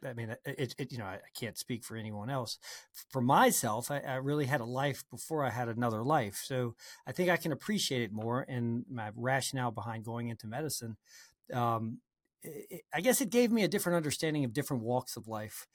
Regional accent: New Orleans, Louisiana, United States; I grew up in New Orleans, uh, well, actually in a suburb of New Orleans

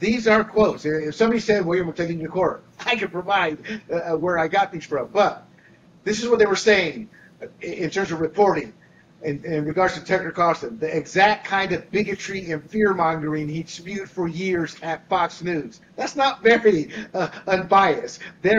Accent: Panama; I was born and raised in Panama as an American citizen who experienced. I say experienced because I did not live under the two dictators. I was the protected citizen because I was an American citizen.

